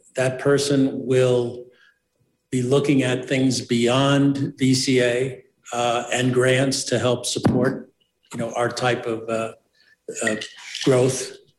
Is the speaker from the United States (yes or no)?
yes; New York City, New York, United States; now in Mountain Village, United States; I was born and raised in the South Bronx